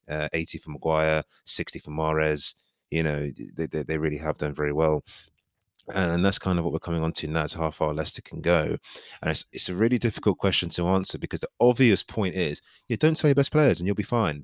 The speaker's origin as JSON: {"language": "English", "country": "Nigeria", "said": "as a Nigerian"}